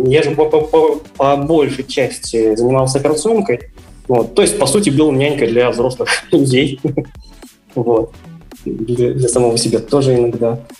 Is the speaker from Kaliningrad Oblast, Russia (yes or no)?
no; Yekaterinburg, Sverdlovsk Oblast, Russia; А, я вырос также в Екатеринбурге, учился в школе ну, горно-геологический лицей